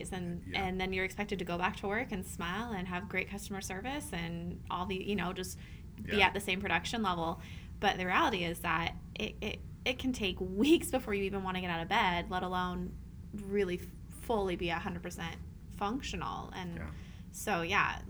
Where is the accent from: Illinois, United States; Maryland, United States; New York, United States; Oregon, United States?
Oregon, United States; Southern; moved away; I'm from Southern Oregon